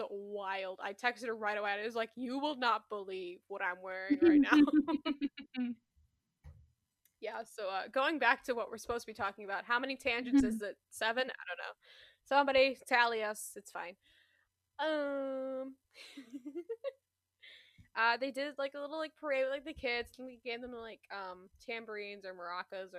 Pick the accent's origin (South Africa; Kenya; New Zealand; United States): United States; Midwest; I'm from the Midwest.